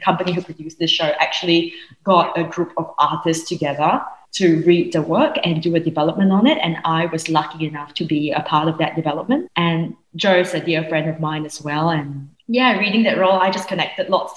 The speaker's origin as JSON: {"language": "English", "country": "Singapore", "tie": "born or raised there", "said": "I grew up in Singapore."}